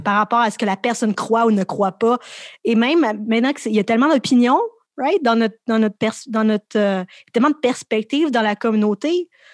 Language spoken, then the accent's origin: French; Laval, Quebec, Canada; also born or lived in Montreal; J'ai grandi à Montréal, à Laval